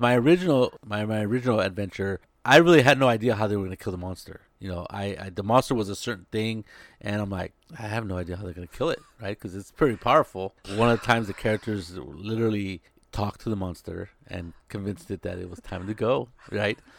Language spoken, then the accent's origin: English; Salinas, California, United States; I was growing up in Salinas